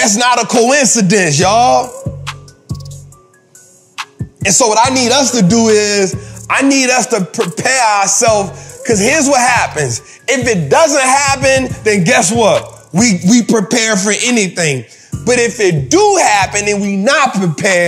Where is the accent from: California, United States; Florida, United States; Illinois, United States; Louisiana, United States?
Louisiana, United States; New Orleans